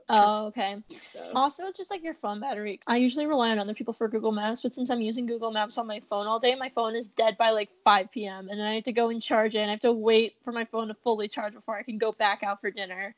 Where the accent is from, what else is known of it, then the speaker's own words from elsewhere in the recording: United States; accent: American; my American accent